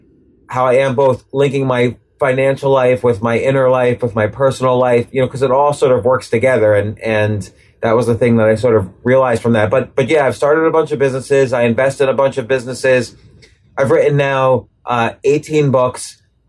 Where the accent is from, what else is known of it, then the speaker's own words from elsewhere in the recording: New York City, New York, United States; You know, I grew up in and around New York City.